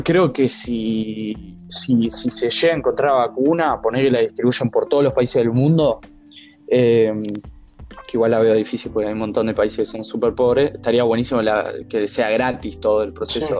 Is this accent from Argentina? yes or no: yes; Argentina